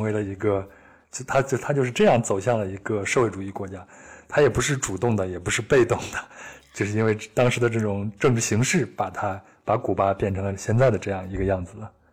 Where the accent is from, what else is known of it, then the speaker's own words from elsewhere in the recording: China; 我说我是从中国来的